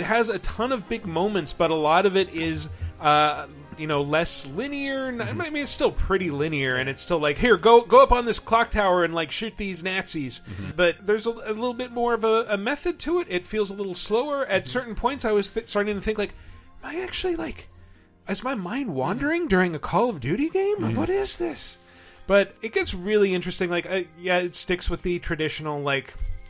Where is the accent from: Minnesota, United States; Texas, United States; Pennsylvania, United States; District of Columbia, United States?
Texas, United States; I'm from Texas